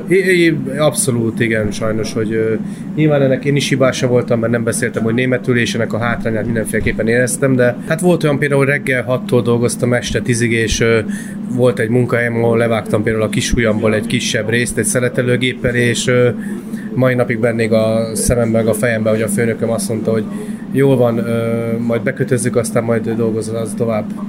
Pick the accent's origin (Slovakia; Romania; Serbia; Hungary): Hungary; also born or lived in Austria; kétféle ilyen honfitársam létezik, aki abszolút kint érzi magát, és aki csak abszolút itthon. Én meg vagyok az utóbbi